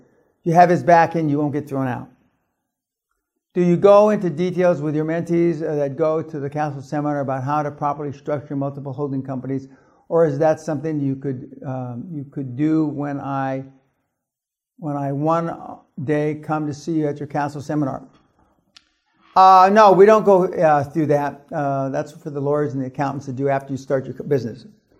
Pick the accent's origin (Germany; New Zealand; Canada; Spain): Germany; I grew up in German middle class.